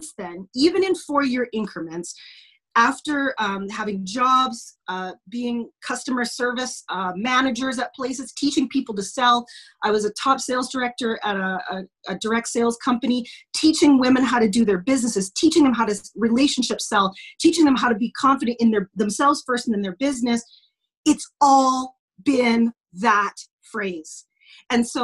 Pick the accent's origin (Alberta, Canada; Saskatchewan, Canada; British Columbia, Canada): Saskatchewan, Canada; Lloydminster; also born or lived in United States / Yorkton / Regina; I grew up in small town Saskatchewan, blah, blah, blah, la, la, la. We moved from the States to Yorkton, to Regina, to Lloydminster, and then spent most of my growing up here in Lloydminster